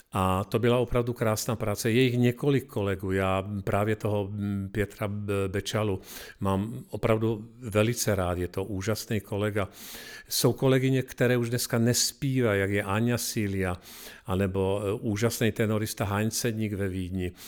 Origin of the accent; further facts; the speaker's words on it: Košice, Košice Region, Slovakia; now in Czech Republic; Jedu domů do Košic